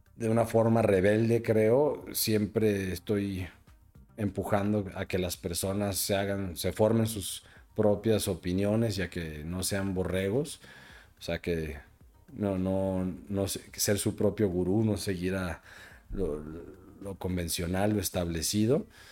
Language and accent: Spanish; Mexico; yo soy un cuate mexicano